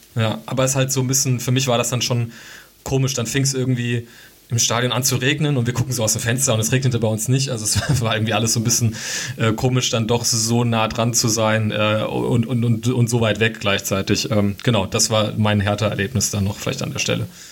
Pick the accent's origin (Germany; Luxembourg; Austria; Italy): Germany; Hesse; ich komme ja nicht aus Dortmund und auch nicht aus NRW, bin aus Hessen